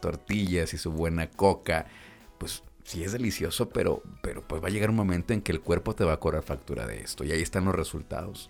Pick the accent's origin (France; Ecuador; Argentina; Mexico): Mexico; como mexicanos